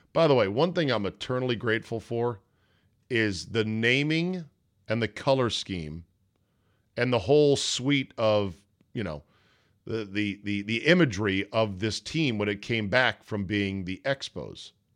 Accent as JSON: {"language": "English", "town": "Washington", "region": "District of Columbia", "country": "United States", "tie": "born or raised there", "said": "Washington D.C., my hometown"}